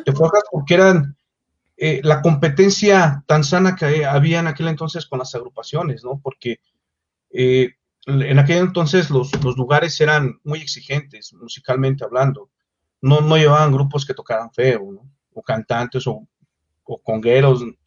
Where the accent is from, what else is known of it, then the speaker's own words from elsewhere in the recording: Mexico City, Mexico; Yo nací en la Ciudad de México, exactamente